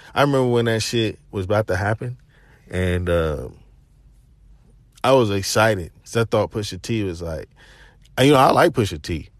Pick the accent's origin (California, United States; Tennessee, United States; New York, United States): Tennessee, United States; Chattanooga; I'm from Chattanooga